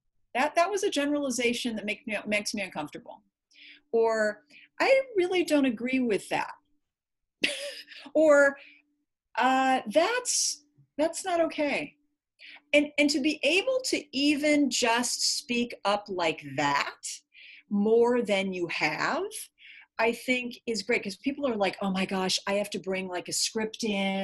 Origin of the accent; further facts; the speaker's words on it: California, United States; And I'm from California